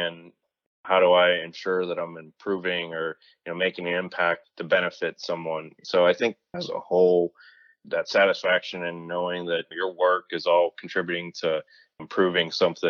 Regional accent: Pittsburgh, Pennsylvania, United States; moved away as an adult; also born or lived in North Carolina / South Carolina / Chicago, Illinois; now in Raleigh, United States; I grew up in the Pittsburgh area, childhood lived and revolved around Steelers, Penguins, Pirates

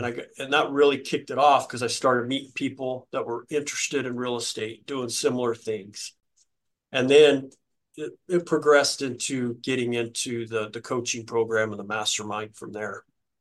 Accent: New Mexico, United States; I'm from New Mexico

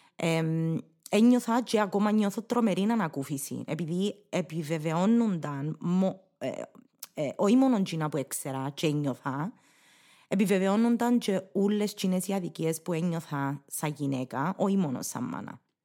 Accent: Cyprus; accent: Cypriot Greek; first language English; Greek is a second language; να γράψεις κυπριακά όπως τα μιλάς

